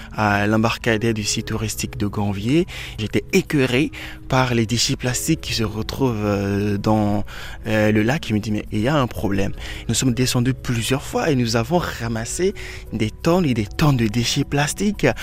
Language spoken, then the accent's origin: French; Benin; chez moi au Bénin